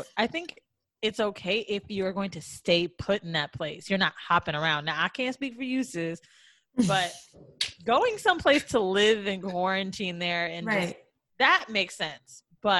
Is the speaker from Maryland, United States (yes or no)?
no; Orlando, Florida, United States; moved away; also born or lived in New York; I'm from Orlando. Me and Mandy.